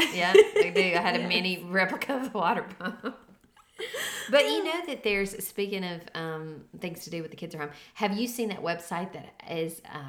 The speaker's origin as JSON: {"language": "English", "town": "Savannah", "region": "Tennessee", "country": "United States", "tie": "born or raised there", "said": "I grew up in Savannah, which is Shiloh, Battle of Shiloh."}